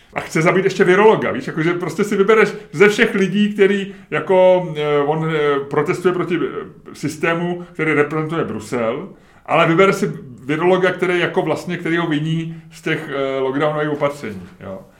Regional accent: Czechia; jsme řekli z Česka

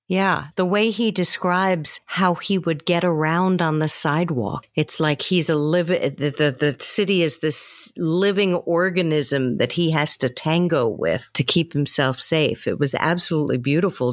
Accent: New York City, New York, United States; my hometown of New York City

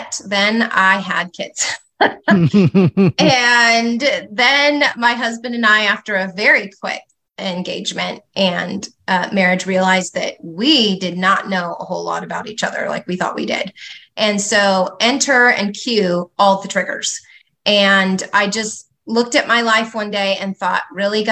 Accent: California, United States; I grew up in California. My children actually are fifth generation Southern Californians

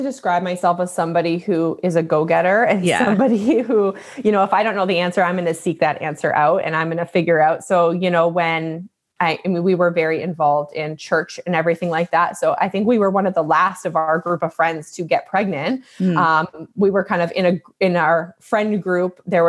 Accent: Alberta, Canada; born there; now in Ontario, Canada; So I was born out in Alberta in Canada. I live in Ontario now.

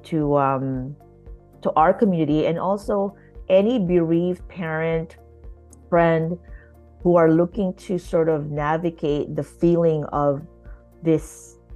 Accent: Philippines; now in Canada; raising my children, um, as Filipino Canadian immigrants.

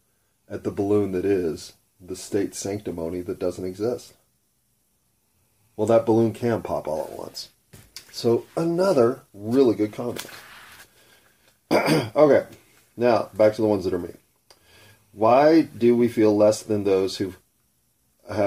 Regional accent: United States; first language English; I didn't choose English. I was born in America. English is what I was given.

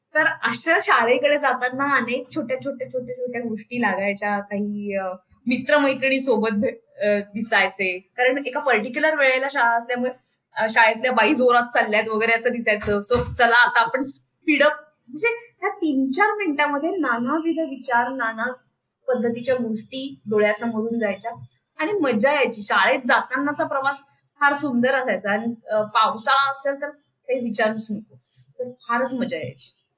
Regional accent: Nashik, Maharashtra, India; माझं सगळं लहानपण त्या नदीच्या जवळ गेलं

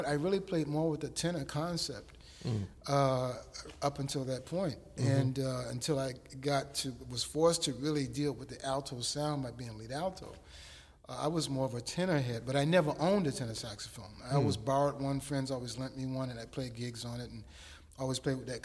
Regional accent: Hampton, Virginia, United States; my hometown

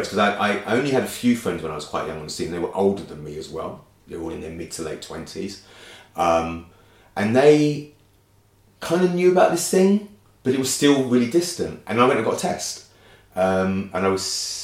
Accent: London, United Kingdom; growing up in Brixton, at the time that I did, with a racist police force

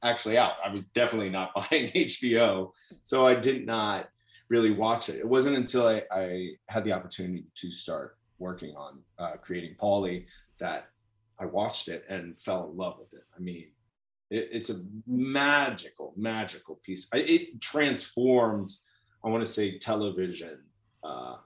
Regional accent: New York City, New York, United States; I grew up in New York City in Queens

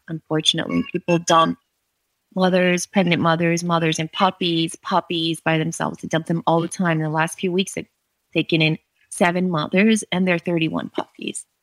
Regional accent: New York, United States; moved away as an adult; now in Romania; I grew up in and around New York

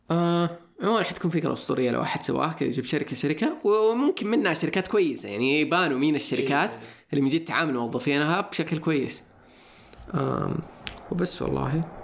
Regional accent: Saudi Arabia; انا انا كسعودي

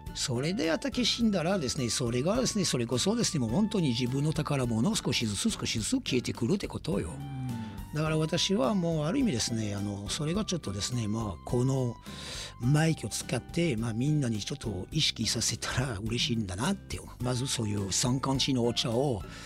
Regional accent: France; Japanese is a second language; now in Japan; 私はフランス人

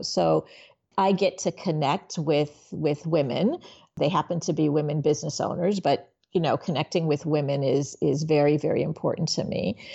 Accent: Miami, Florida, United States; also born or lived in Haiti / New York; then we moved to Miami and I grew up in in Miami.

